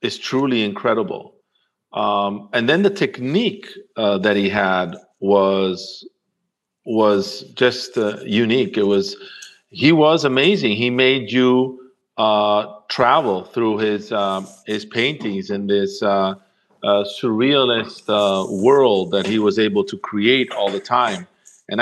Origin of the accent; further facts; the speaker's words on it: Rome, Lazio, Italy; in Rome, in the house we grew up in Rome